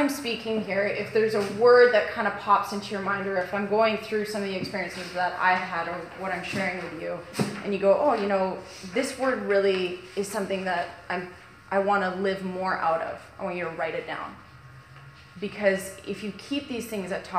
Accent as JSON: {"language": "English", "town": "Kelowna", "region": "British Columbia", "country": "Canada", "said": "I'm from Kelowna."}